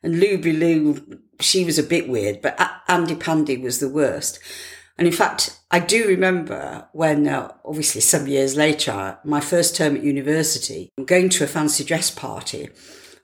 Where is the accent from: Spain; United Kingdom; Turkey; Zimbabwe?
United Kingdom; Leeds, Yorkshire and the Humber; now in Cambridge, United Kingdom; I was brought up in Leeds, in the suburbs of Leeds.